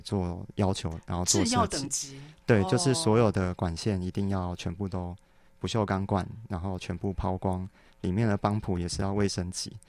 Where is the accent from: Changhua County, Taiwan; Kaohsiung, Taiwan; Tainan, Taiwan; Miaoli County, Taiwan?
Kaohsiung, Taiwan; moved away; also born or lived in Taipei; 对，我是高雄人。